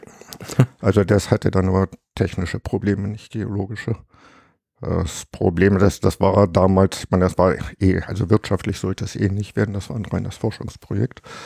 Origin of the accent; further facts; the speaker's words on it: Harz, Germany; moved away as an adult; ich stamme aus dem Harz